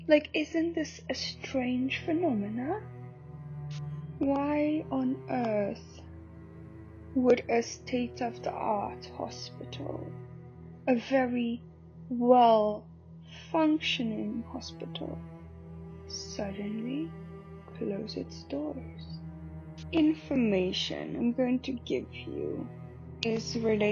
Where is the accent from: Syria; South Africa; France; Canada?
South Africa; moved away; I'm all the way from South Africa